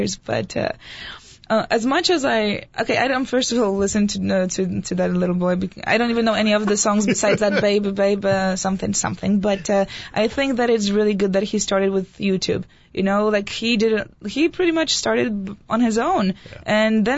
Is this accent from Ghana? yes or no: no; Poland; also born or lived in near the German border; now in United States; I'm Polish